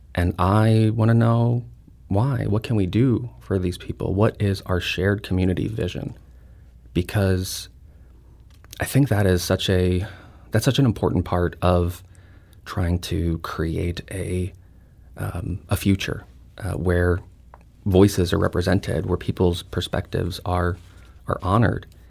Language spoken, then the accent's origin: English; St. Louis, Missouri, United States; I'm a Filipino, uh, from here with, um, my mother and grandparents immigrated here